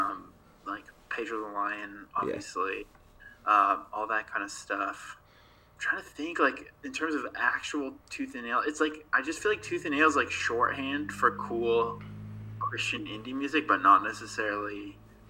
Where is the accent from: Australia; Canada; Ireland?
Canada; Abbotsford, British Columbia; also born or lived in Calgary, Canada; now in Montreal, Canada; the people that I grew up with in Abbotsford